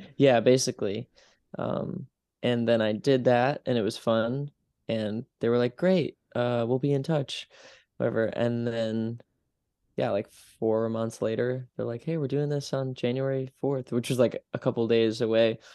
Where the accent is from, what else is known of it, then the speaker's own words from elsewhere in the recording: Utica, New York, United States; now in Brooklyn, United States; my hometown